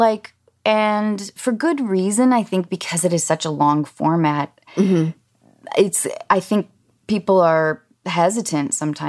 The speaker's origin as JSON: {"language": "English", "region": "Washington", "country": "United States", "tie": "born or raised there", "said": "I grew up in Washington State, and we mm-hmm. went hiking every weekend"}